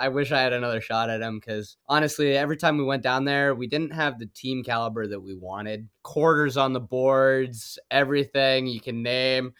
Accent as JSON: {"language": "English", "region": "Colorado", "country": "United States", "moved": "as an adult", "lives_now": "Kansas, United States", "said": "Being from Colorado and coming to K U"}